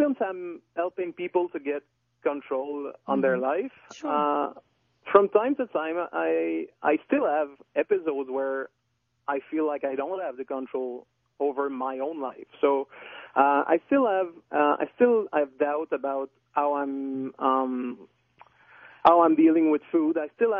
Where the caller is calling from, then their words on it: Quebec, Canada; accent: little accent; first language French; English is a second language; Well, I'm calling from Quebec, in fact.